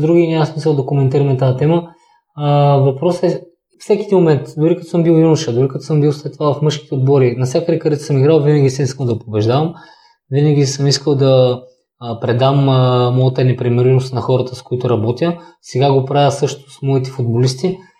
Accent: Kazanlak, Stara Zagora Province, Bulgaria; нямаше футболна възрастова група за мен в Казанлък

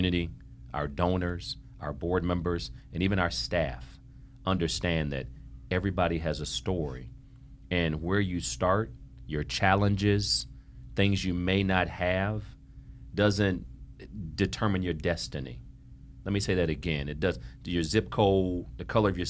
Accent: Ohio, United States; now in Miami, United States; I'm from Ohio. I'm a brother from Ohio.

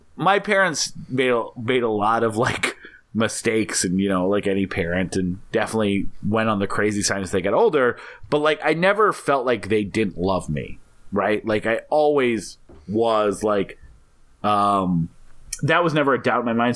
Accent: Montana, United States; also born or lived in North Dakota; I grew up mostly in Montana and North Dakota

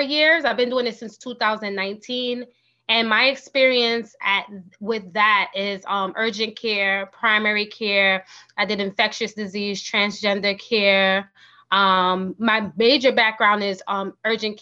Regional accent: New York City, New York, United States; I'm originally from New York City. I did all of my schooling in New York City, including my master's degree

